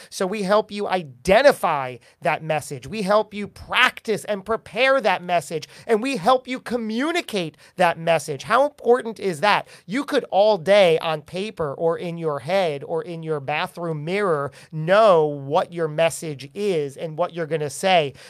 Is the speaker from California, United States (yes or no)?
no; New Jersey, United States; We're both from Jersey.